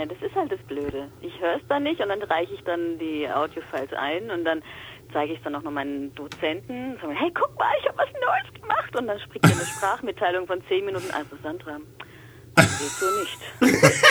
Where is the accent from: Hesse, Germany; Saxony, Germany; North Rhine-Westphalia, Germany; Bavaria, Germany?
Bavaria, Germany; accent: Franconian; äh, furchtbar, ich komme aus Franken und da ist oft das T nicht da, wo es eigentlich sein sollte.